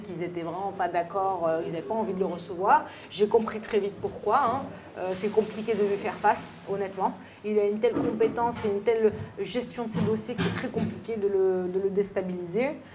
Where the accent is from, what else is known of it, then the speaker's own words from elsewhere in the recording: France; je suis une française